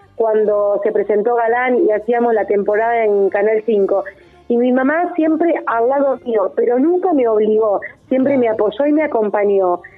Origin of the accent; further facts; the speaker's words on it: Santa Teresa, Santa Fe, Argentina; soy de Santa Teresa. Yo estoy viviendo en este pueblo que amo desde toda mi vida, a 60 kilómetros de la ciudad de Rosario.